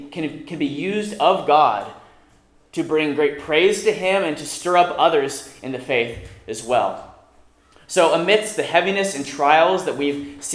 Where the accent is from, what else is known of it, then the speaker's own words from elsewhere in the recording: Tulsa, Oklahoma, United States; now in California, United States; we're both Okies as well. I come from Tulsa, Oklahoma